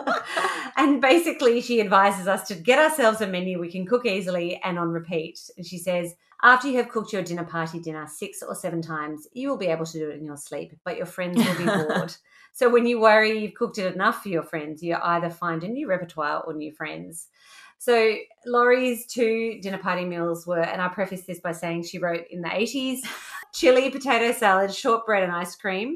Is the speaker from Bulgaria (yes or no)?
no; Orange, New South Wales, Australia; I am from Orange, New South Wales